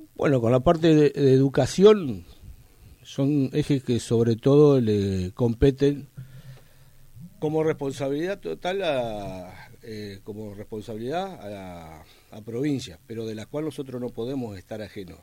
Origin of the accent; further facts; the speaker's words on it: Maciá, Entre Ríos, Argentina; moved away as an adult; now in Puerto Deseado, Argentina; soy nacido en Entre Ríos, en Maciá, Entre Ríos. Hace 32 años que llegué a la localidad.